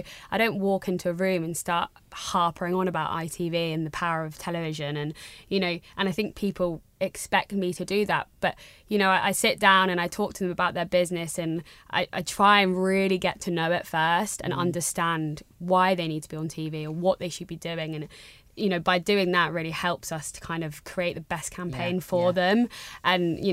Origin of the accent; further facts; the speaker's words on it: Jersey; also born or lived in Brighton; I'm from Jersey. I was, you know, I went to school here. Went to uni off island. I came back.